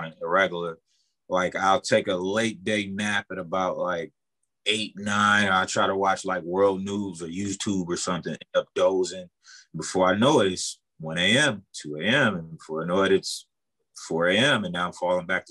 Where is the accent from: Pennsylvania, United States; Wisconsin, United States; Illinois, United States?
Wisconsin, United States; Milwaukee; born and raised in Milwaukee, Northwest Side.